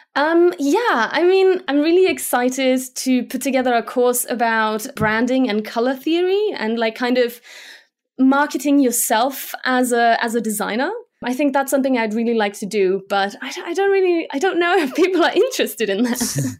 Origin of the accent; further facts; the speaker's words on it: Germany; first language Slovak; English is a second language; moved away as an adult; also born or lived in Slovakia / United Kingdom; now in Munich, Germany; we moved to Germany, and I grew up there